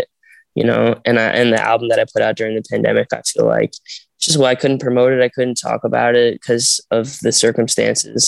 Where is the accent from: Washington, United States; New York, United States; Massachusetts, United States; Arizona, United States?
Arizona, United States; I'm from Arizona and my parents are not like in the entertainment industry